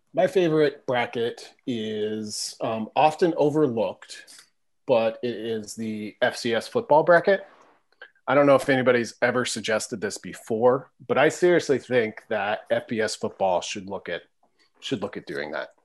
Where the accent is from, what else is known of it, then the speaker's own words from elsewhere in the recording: Nebraska, United States; moved away; I was from Nebraska